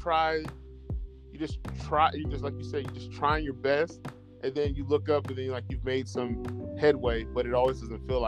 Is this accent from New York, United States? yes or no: no; Colorado, United States; born or raised there